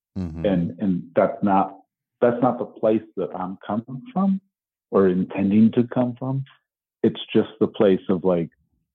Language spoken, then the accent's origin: English; Midwest, United States; moved away; also born or lived in Boston; I'm from Boston, but I didn't grow up in Boston. You know what I mean? Like mm-hmm. I'm actually from the Midwest, so I have a different set of values than the Northeast area.